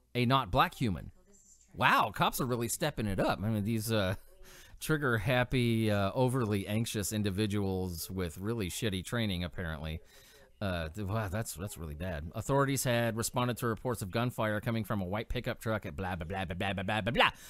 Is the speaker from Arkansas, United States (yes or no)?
no; California, United States; I grew up in California